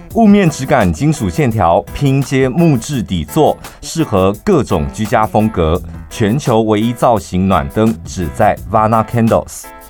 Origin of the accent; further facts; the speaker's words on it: central Taiwan, Taiwan; 我们中部人